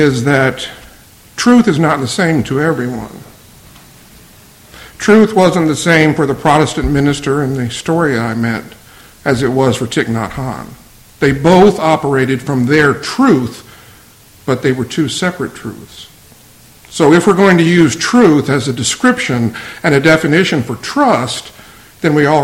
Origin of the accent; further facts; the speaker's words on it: Virginia Beach, Virginia, United States; attend the same church that I grew up in in Virginia Beach